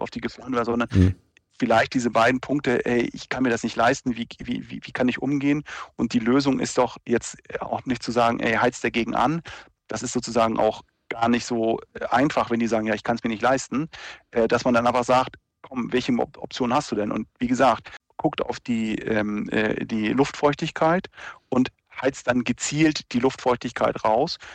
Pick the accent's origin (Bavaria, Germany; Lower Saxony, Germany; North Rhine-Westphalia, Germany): Lower Saxony, Germany; near Lüneburg; ich bin ja, äh, aus der Nähe von Lüneburg